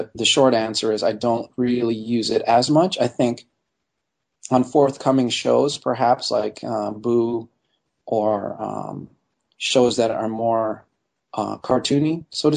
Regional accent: Montreal, Quebec, Canada; moved away as an adult; growing up in Montreal and seeing National Film Board animation on television all the time

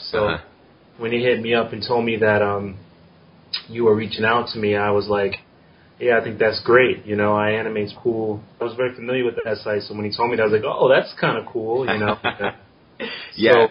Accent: New York City, New York, United States; also born or lived in South Korea; I'm from New York City. You know, I'm born and raised in the South Bronx

